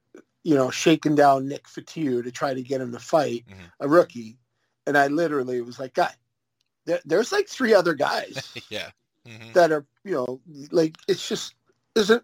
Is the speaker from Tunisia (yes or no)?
no; Western Canada, Canada; growing up in Western Canada